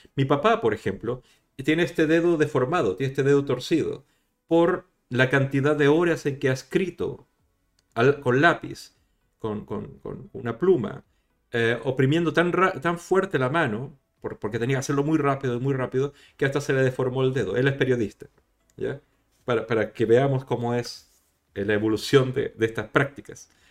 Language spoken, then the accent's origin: Spanish; Chile; accent: Latin American; moved away as an adult; also born or lived in Madrid, Spain; now in Spain; de Chile, de donde vengo yo